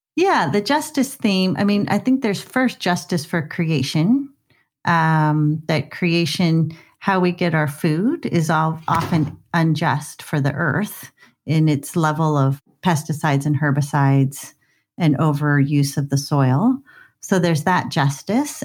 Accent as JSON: {"language": "English", "town": "Scottsdale", "region": "Arizona", "country": "United States", "tie": "born or raised there", "moved": "yes", "lives_now": "Vancouver, Canada", "said": "I grew up in Scottsdale, Arizona, in the suburbs"}